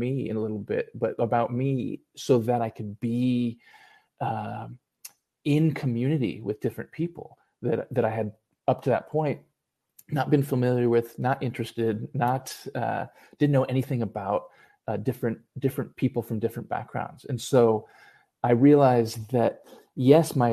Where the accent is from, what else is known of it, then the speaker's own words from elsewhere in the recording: San Diego, California, United States; I grew up in San Diego